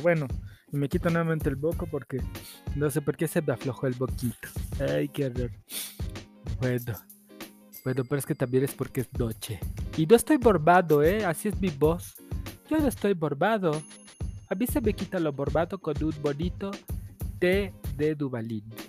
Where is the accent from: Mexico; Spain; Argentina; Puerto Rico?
Mexico; así somos los mexicanos, hasta que no nos cae la voladora no entendemos